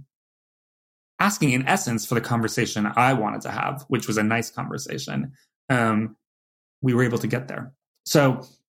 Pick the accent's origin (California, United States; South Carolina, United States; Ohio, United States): California, United States; moved away as an adult; now in New York, United States; from California